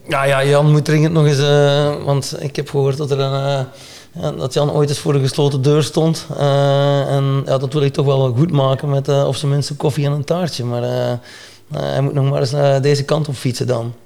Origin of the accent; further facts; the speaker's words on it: Belgium; ik ben ook een Belg.